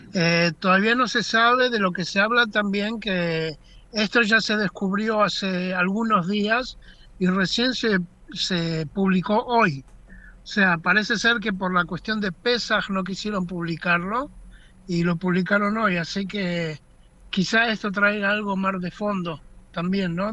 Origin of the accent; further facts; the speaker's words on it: Argentina; now in Israel; nosotros como argentinos